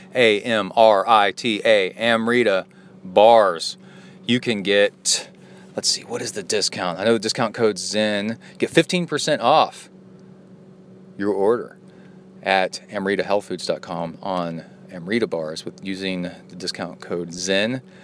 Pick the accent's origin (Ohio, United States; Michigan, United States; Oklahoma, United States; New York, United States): Ohio, United States; Cincinnati; I was born in Ohio in Cincinnati